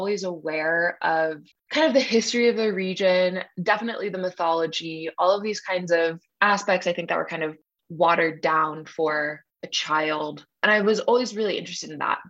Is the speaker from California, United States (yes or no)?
yes; Los Angeles, California, United States; moved away as an adult; now in Montreal, Canada; I am from Los Angeles, California, and made my way up to Montreal about, oh my God, 6 years ago